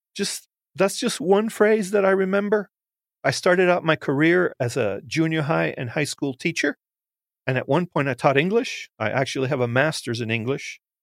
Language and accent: English; United States; I'm Cuban American. I'm, uh, first generation, first born. I can honestly say I was made in Cuba, but born in the United States.